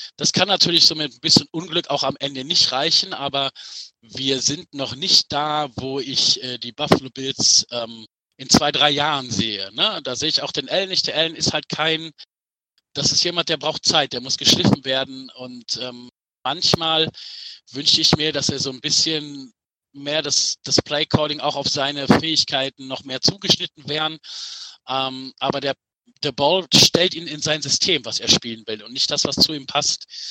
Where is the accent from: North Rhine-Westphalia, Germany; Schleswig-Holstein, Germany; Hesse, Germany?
North Rhine-Westphalia, Germany; Düsseldorf; ich bin gebürtiger Düsseldorfer